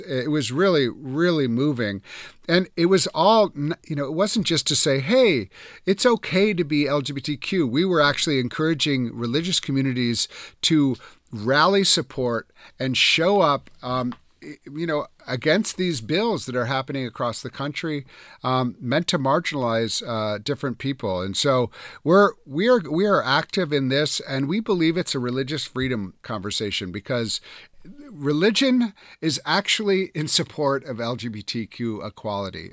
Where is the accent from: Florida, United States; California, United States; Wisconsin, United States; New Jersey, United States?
Wisconsin, United States; I grew up in Wisconsin.